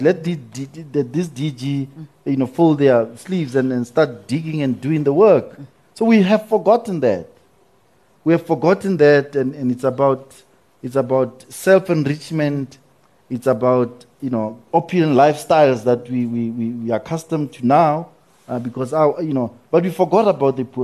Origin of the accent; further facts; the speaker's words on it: South Africa; as a South African